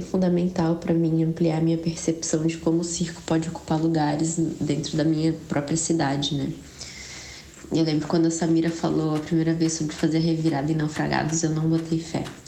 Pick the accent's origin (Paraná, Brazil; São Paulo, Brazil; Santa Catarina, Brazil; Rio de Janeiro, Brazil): Santa Catarina, Brazil; Florianópolis; Eu sou de Floripa mesmo